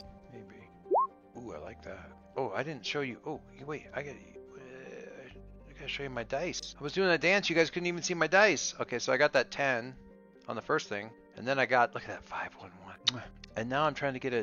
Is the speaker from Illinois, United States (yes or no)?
no; South Dakota, United States; I grew up in the Midwest, in South Dakota